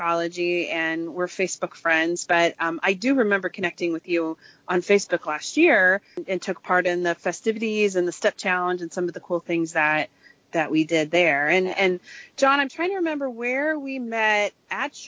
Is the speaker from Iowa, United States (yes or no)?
no; Kansas, United States; I was raised by hippies in Kansas.